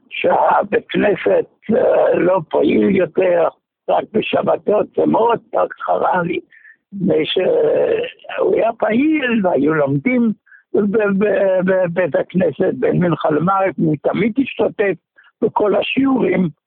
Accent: Germany; now in Israel; אני מגרמניה, כן.

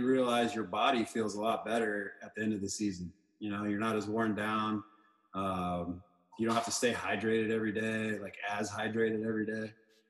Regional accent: Arizona, United States; moved away as an adult; also born or lived in Texas / Detroit; I grew up in Arizona in the desert.

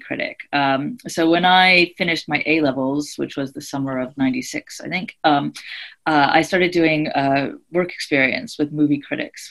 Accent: United States; moved away; also born or lived in Oxford, England; this is how I know I'm American.

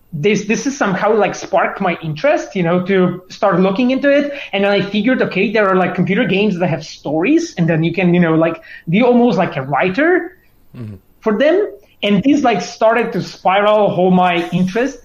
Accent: Poland; I was born in Polish mountains.

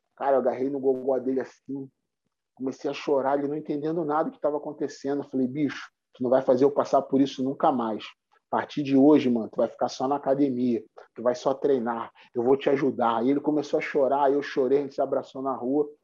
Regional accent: Rio de Janeiro, Brazil; eu cresci aqui na Cidade de Deus

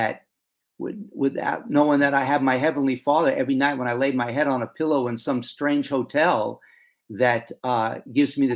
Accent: Long Island, New York, United States; we grew up on Long Island, about 60 miles from New York City

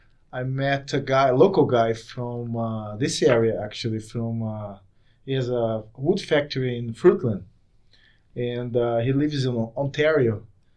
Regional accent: Brazil

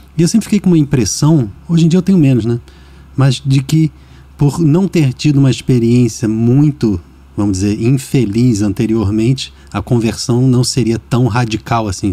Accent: Rio de Janeiro, Brazil; Eu sou do Rio

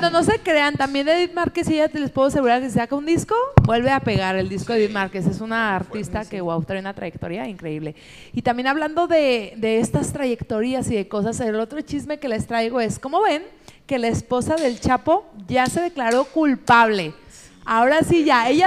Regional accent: Guadalajara, Jalisco, Mexico; lo siento mucho. Tengo 40 años y soy de Guadalajara, Jalisco

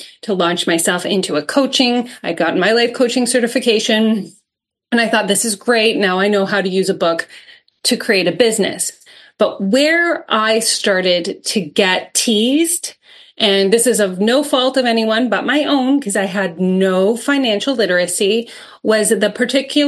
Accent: Canada; I'm Canadian

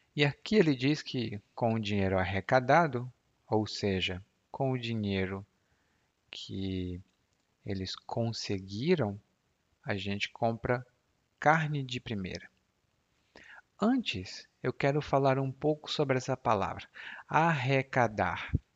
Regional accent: Ceará, Brazil; eu sou cearense

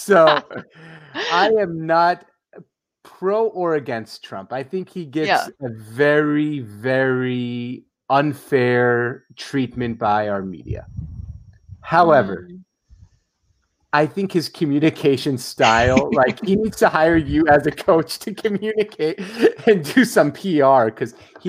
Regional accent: Syria; English is a second language; now in United States; because I also come from, originally I'm from the Middle East.

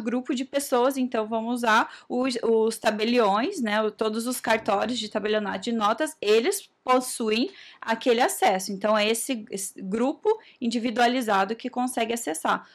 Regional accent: Assis, Brazil; now in Cascavel, Brazil; eu, eu, sou de Assis

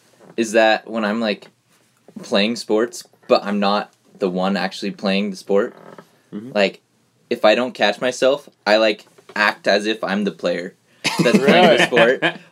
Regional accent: Spanish Fork, Utah, United States; I'm from Spanish Fork.

